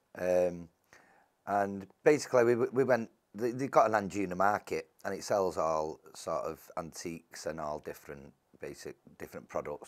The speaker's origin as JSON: {"language": "English", "town": "Salford", "region": "North West England", "country": "United Kingdom", "tie": "born or raised there", "said": "I was born and bred in Salford all my life"}